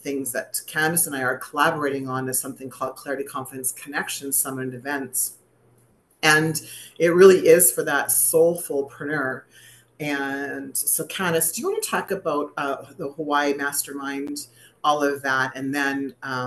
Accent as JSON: {"language": "English", "country": "Canada", "said": "I was known as the Canadian girl who had never done any yoga in her life."}